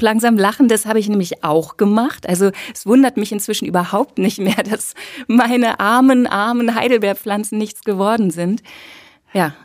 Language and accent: German; Cologne, North Rhine-Westphalia, Germany; ich komme ja aus Köln